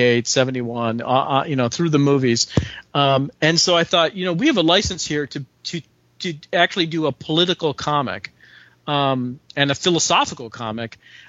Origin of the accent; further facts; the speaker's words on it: Chicago, Illinois, United States; I grew up in Chicago, but my parents and all my relatives, and I have a ton of relatives